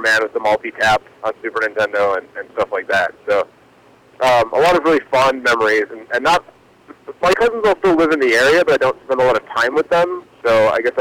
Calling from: Milwaukee, Wisconsin, United States; I'm calling from Milwaukee

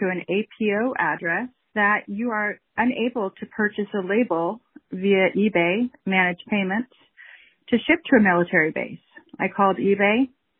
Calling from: California, United States; I'm calling from California.

